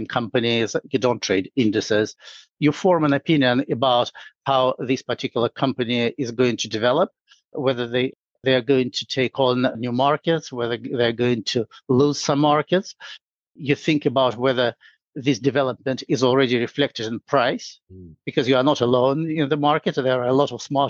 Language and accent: English; Saint Petersburg, Russia; moved away as an adult; now in London, United Kingdom; I'm originally from St. Petersburg, Russia, which is a beautiful city.